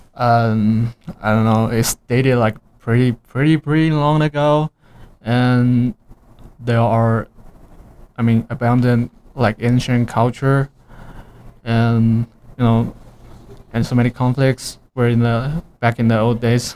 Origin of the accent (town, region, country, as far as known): China; English is a second language; moved away as an adult; now in Cedar City, United States